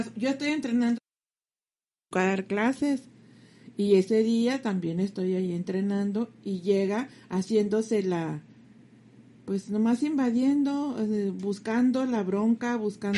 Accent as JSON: {"language": "Spanish", "town": "Ciudad Juárez", "region": "Chihuahua", "country": "Mexico", "said": "Yo sí soy mexicana, como que yo soy de Juárez"}